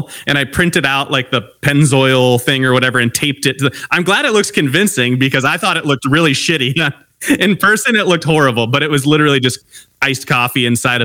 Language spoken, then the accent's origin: English; Long Beach, California, United States; I grew up in Long Beach, California.